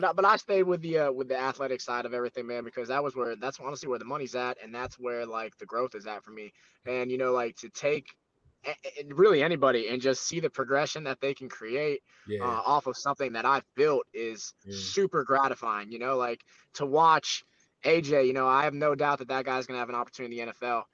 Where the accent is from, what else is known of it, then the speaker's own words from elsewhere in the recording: Florida, United States; I'm from Florida